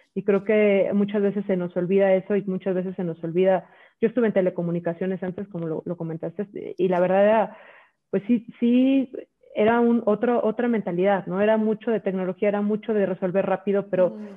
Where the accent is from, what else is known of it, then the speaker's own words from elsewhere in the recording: Mexico; yo soy mexicana